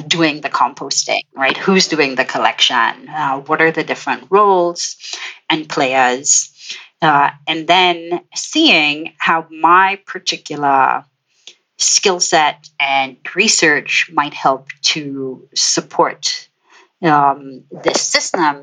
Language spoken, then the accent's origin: English; Trinidad & Tobago; moved away; I am originally from Trinidad and Tobago in the Caribbean, and spent my formative years on one of the most industrial tropical islands that you might come across.